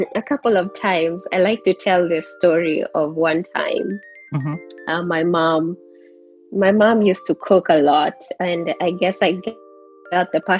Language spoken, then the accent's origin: English; Langata, Nairobi, Kenya; now in United States; Um, born and bred in Kenya. Uh, lived in Langata for the longest. Then we moved to Komarock.